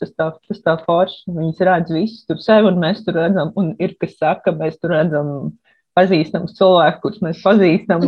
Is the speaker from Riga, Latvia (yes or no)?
yes; Riga, Latvia; moved away as an adult; also born or lived in Liepāja / Poznań, Poland; now in Gdańsk, Poland; Pēc tam mēs pārvācāmies uz Rīgā, kad bija jāsāk mācīties skolā